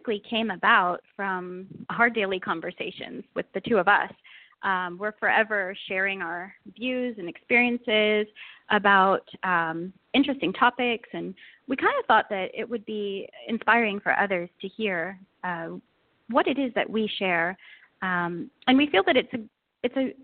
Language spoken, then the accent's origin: English; the Bay Area, California, United States; moved away as an adult; now in Bahrain; I'm originally from California, from the Bay Area